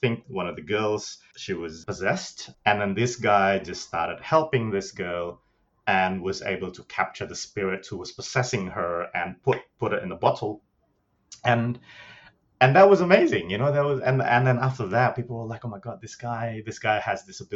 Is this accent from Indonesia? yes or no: yes; Bandung, West Java, Indonesia; moved away; I grew up in Bandung, in West Java, in Indonesia.